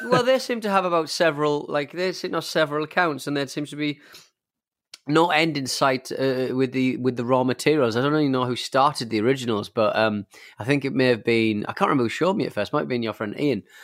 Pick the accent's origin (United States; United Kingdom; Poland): United Kingdom; England; we have a drinking culture in, in England